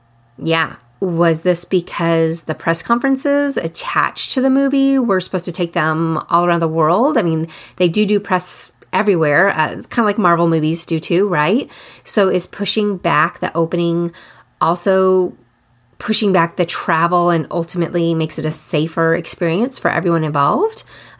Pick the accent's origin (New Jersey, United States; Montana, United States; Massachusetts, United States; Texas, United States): Texas, United States; Austin; I am from Austin. In the early 90s, I lived there. And then I went back in the 2000-somethings.